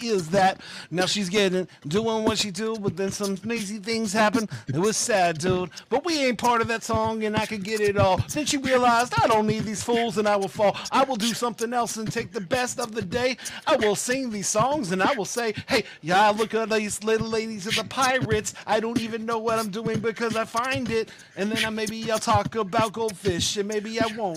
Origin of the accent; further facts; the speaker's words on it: Pflugerville, Texas, United States; I'm from Pflugerville